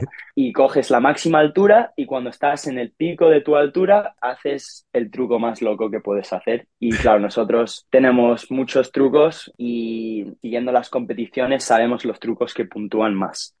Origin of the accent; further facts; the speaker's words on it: Ibiza, Balearic Islands, Spain; yo nací en Ibiza en 1996